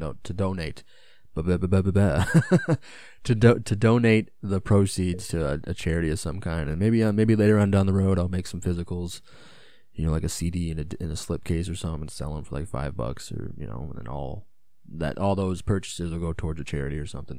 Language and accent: English; United States; as an American